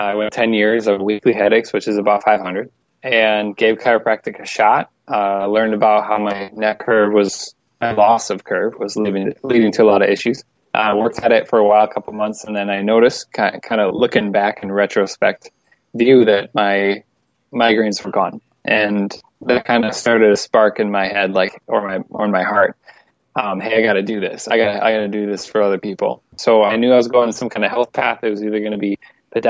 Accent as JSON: {"language": "English", "town": "La Crosse", "region": "Wisconsin", "country": "United States", "tie": "born or raised there", "also_born_or_lived": "Minneapolis, Minnesota", "said": "my hometown, which is La Crosse, Wisconsin"}